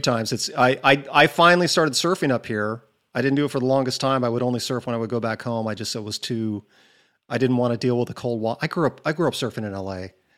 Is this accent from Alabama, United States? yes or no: no; Newport Beach, California, United States; moved away; the beach breaks I grew up surfing in Newport.